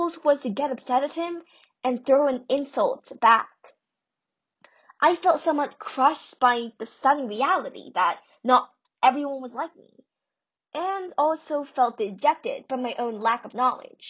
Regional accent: United States; I'm Korean American

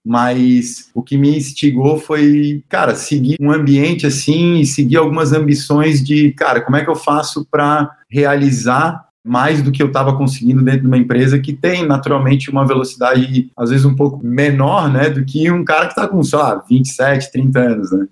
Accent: Florianópolis, Santa Catarina, Brazil; also born or lived in Joinville; now in Florianópolis, Brazil; eu sou natural de Florianópolis

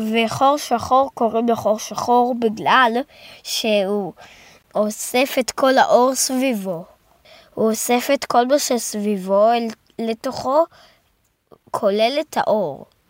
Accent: Jerusalem, Jerusalem District, Israel; now in Rehovot, Israel; אני נולדתי בירושלים

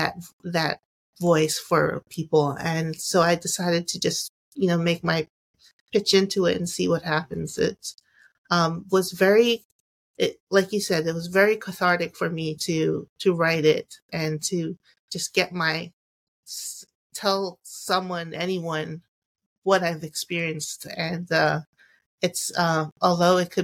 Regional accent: Long Island, New York, United States; also born or lived in Queens, New York; I'm from Long Island, New York.

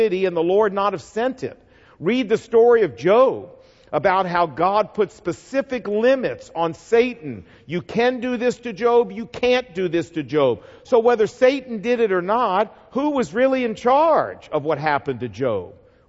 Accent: the South, United States; I'm from the South

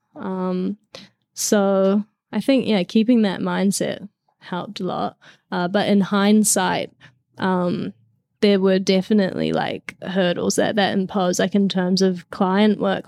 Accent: New Zealand; I grew up in New Zealand

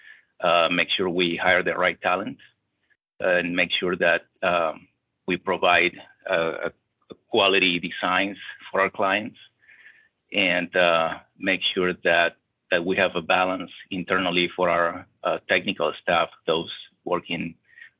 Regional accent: Venezuela; moved away as an adult; also born or lived in St. Paul, Minnesota / Milwaukee, Wisconsin; now in Houston, United States; I'm originally from Venezuela. It's where I was born. I lived there for 24 years, the first 24 years of my life.

